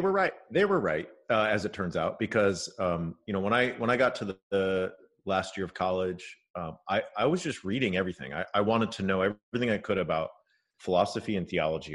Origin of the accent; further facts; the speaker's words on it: California, United States; My dad is Japanese American and I grew up in California